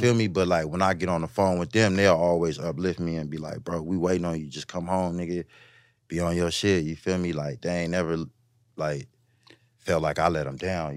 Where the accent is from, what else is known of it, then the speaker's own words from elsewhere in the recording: West Coast, United States; I'm from the West